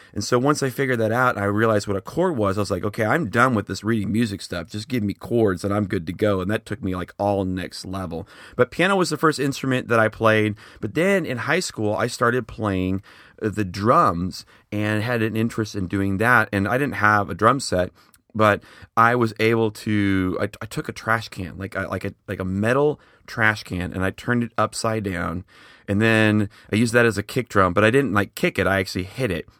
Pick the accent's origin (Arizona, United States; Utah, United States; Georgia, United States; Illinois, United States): Illinois, United States; Schaumburg; now in Oklahoma City, United States; I'm originally from the Chicago area, specifically Schaumburg.